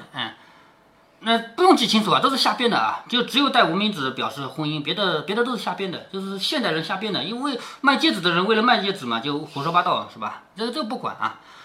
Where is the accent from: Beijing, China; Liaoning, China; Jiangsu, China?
Jiangsu, China; Changzhou; accent: Changzhou dialect; 咱们常州话念羹啊，咱们这儿吃的就是羹米啊